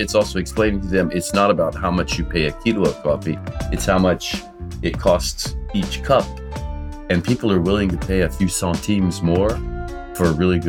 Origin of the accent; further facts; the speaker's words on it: Louisiana, United States; moved away as an adult; also born or lived in Chicago; now in France; I'm American. I'm living in France right now. I've been here for almost 30 years. I'm from Louisiana in the United States.